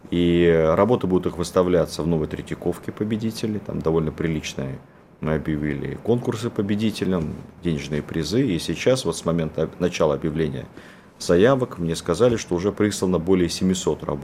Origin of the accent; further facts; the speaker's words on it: Cherkasy Oblast, Ukraine; born there; я родился в Центральной Украине.